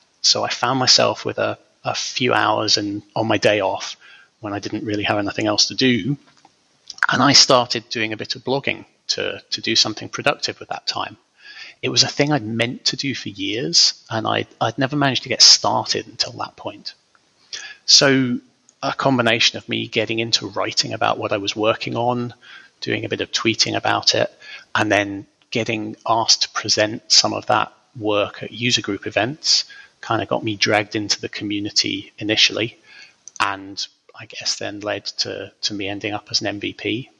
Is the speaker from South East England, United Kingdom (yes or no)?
no; Scotland, United Kingdom; now in England; Officially, I'm from Scotland. Not that you'd be able to guess that from my accent these days, but I was born near Loch Ness, and these days I live in an obscure corner of the north of England.